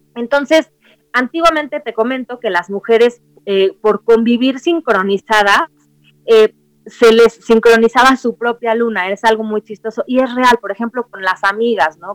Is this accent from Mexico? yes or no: yes; Mexico; soy mexicana, soy nacida aquí en México